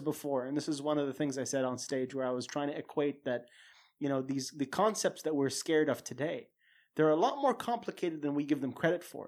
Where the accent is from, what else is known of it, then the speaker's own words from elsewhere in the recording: Saudi Arabia; growing up in a culture and growing up in Saudi